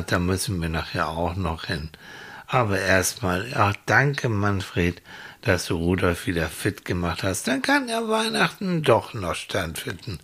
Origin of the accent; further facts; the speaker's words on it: Hamburg, Germany; wir kommen aus Hamburg